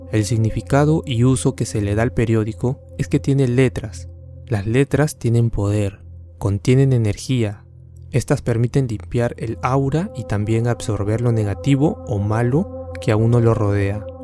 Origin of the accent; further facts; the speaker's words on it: Tarma, Junín, Peru; now in Lima, Peru; Yo vengo de Tarma. Vine a la capital en noviembre del año pasado junto a mis padres y mi hermano para poder mejorar nuestra situación, ya que Lima tiene más oportunidades.